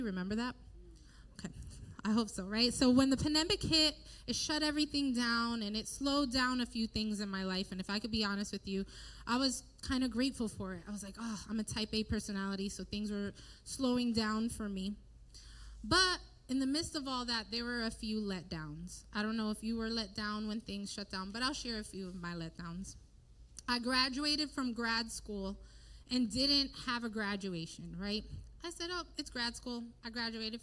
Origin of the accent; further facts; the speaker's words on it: Bridgeport, United States; I was born and raised in Bridgeport, born and raised in a church right around the corner from here in Bridgeport